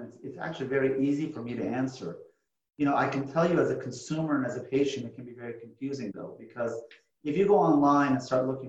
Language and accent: English; Los Angeles, California, United States; also born or lived in Houston, Texas; I grew up in Los Angeles. I went to high school in LA.